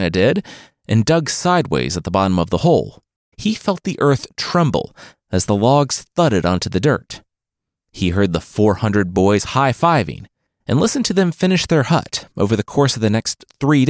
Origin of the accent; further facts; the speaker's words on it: Loveland, Ohio, United States; I'm from Loveland, Ohio, home of the Loveland Frogman